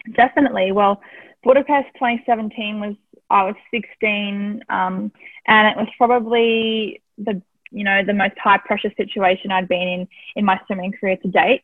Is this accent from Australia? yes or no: yes; Tasmania, Australia; growing up in Tassie was, um, I loved it. I had a great childhood